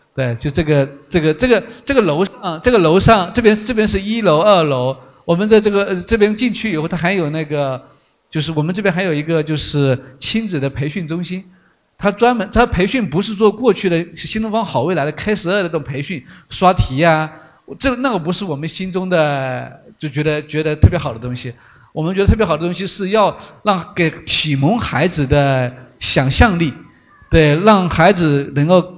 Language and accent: Chinese; Fujian, China; accent: Fujian-accented Mandarin; moved away; also born or lived in Xi'an; 我们都是福建人，都是用福建人最大的特色叫以德服人